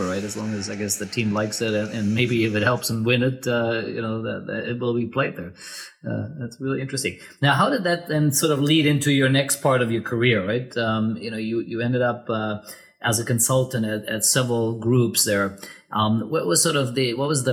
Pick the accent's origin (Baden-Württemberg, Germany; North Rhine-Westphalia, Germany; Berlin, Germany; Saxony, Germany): North Rhine-Westphalia, Germany; Cologne; my hometown, Cologne